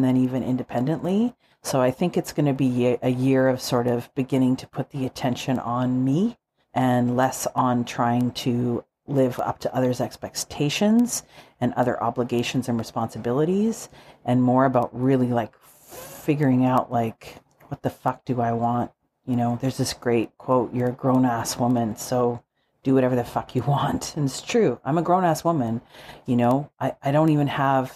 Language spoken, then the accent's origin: English; Calgary, Alberta, Canada; Shane and I are both born and raised in Calgary